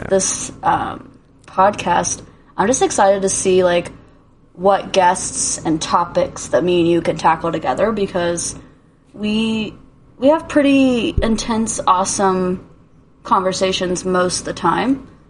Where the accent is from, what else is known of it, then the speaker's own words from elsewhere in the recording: Indiana, United States; moved away; my whole life, I grew up in Indiana